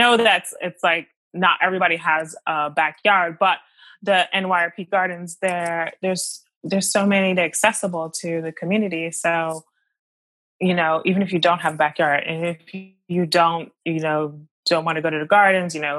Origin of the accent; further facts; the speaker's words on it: Maryland, United States; also born or lived in Washington, D.C.; now in New York, United States; I grew up in America. First of all, I'm from Maryland and I was born in DC.